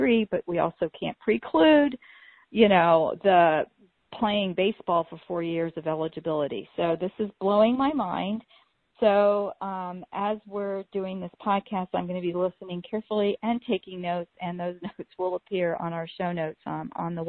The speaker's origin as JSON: {"language": "English", "region": "Florida", "country": "United States", "said": "I'm from Florida"}